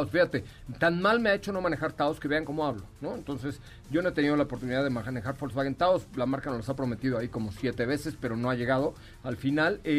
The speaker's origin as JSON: {"language": "Spanish", "region": "Mexico City", "country": "Mexico", "tie": "born there", "said": "Y además, como soy yo de Italia, nací en la colonia"}